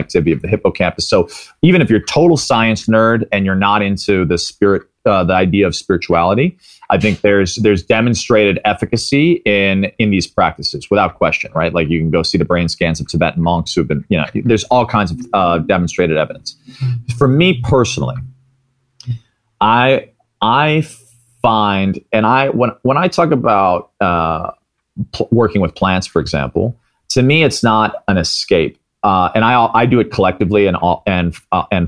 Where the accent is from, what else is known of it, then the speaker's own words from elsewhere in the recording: Midwest, United States; I grew up in the Midwest